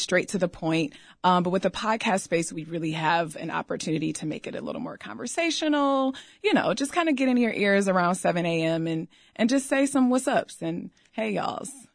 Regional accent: Detroit, Michigan, United States; moved away as an adult; also born or lived in Ann Arbor, Michigan; now in Chicago, United States; I'm from Detroit

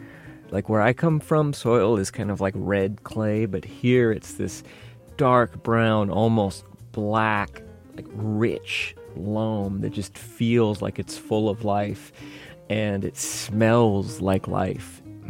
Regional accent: Virginia, United States; now in Chicago, United States; originally from Virginia

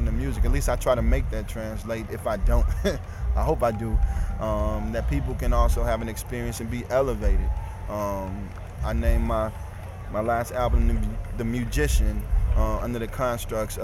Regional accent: Ferguson, Missouri, United States; also born or lived in St. Louis; I'm from Ferguson

